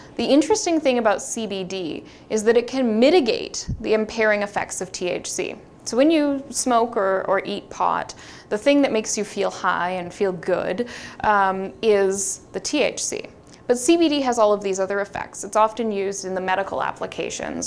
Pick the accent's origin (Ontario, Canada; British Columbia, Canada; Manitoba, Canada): British Columbia, Canada; Vancouver; I'm from Vancouver.